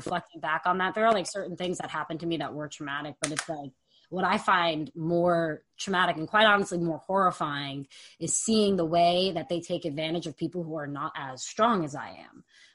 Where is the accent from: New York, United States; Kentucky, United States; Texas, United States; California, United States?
New York, United States; I'm from New York